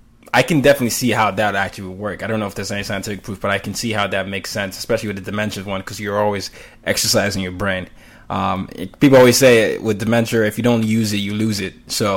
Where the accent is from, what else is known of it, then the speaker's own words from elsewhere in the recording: Nigeria; I had to learn the same because I'm Nigerian.